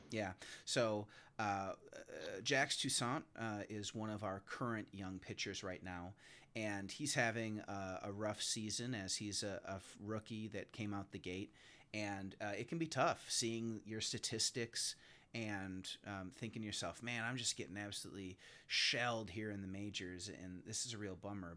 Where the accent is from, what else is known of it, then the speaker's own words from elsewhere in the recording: Wisconsin, United States; I'm from Wisconsin myself